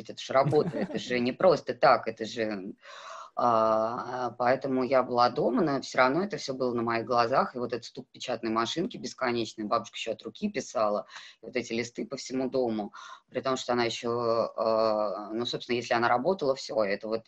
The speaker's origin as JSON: {"language": "Russian", "region": "North Caucasus", "country": "Russia", "tie": "born or raised there", "said": "Я выросла в селе на Кавказе, а там главная задача девочки выйти замуж хорошо."}